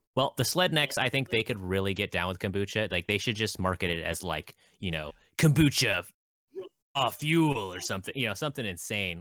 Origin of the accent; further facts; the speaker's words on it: Alaska, United States; I'm from Alaska